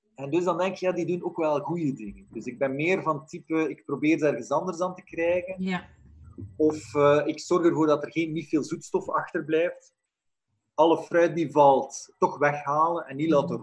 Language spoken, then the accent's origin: Dutch; Flanders, Belgium; in Vlaanderen, in onze streken